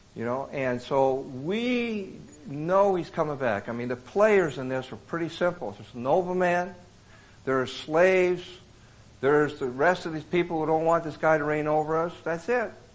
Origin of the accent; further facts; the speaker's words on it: Davenport, Iowa, United States; also born or lived in Bronx, New York City; now in Boston, United States; raised in Davenport, Iowa